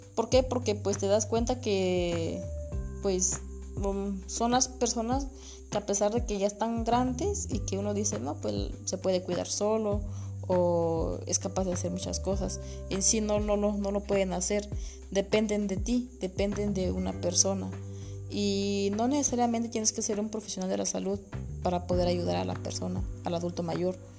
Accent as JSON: {"language": "Spanish", "town": "San Jorge Nuchita", "region": "Oaxaca", "country": "Mexico", "said": "soy de San Jorge Nuchita"}